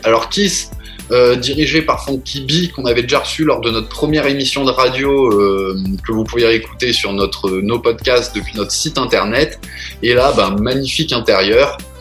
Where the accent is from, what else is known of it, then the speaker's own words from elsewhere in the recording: Strasbourg, Grand Est, France; on est très très fiers en tant que Strasbourgeois